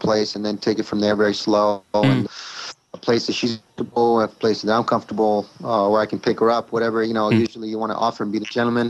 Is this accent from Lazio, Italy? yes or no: yes; Rome, Lazio, Italy; moved away; I'm a guy from Italy, born and raised in Rome.